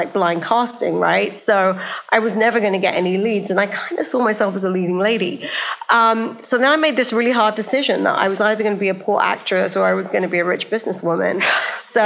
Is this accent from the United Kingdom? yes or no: yes; United Kingdom; moved away as an adult; also born or lived in Silicon Valley; I grew up in a small town outside of London, about 40 miles north of London, and there were just no South Asians